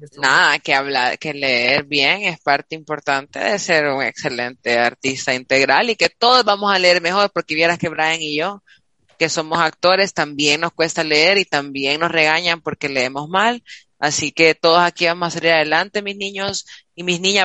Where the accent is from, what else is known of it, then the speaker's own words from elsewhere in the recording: El Salvador; nos las regalaron a los salvadoreños